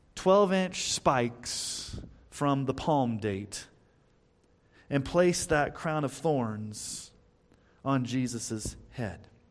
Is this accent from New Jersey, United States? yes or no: no; Texas, United States; when I was growing up in Texas